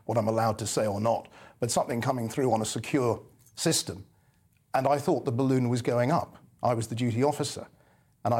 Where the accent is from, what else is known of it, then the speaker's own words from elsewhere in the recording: England, United Kingdom; I'm English